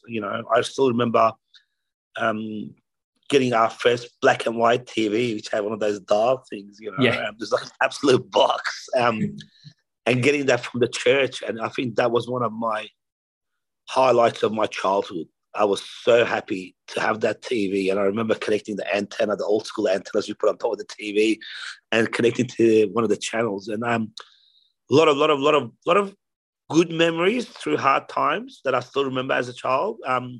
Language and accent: English; Australia; also born or lived in Tehran, Iran; So I was born in Iran, in Tehran, in Iran. At the age of 10, I migrated to Australia with my mum and sister. We basically came here for a better life.